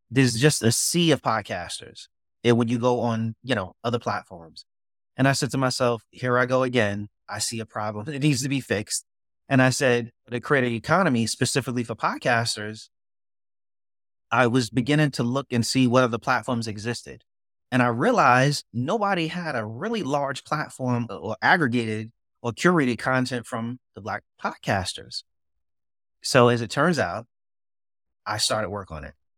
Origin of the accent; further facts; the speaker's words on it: New York City, New York, United States; now in Durham, United States; I was born and raised in Brooklyn